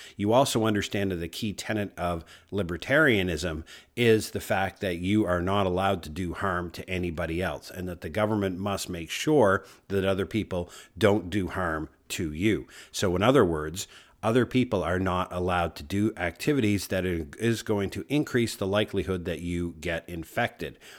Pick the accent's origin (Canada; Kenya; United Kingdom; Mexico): Canada; I'm a Canadian, proud, north, strong, and free.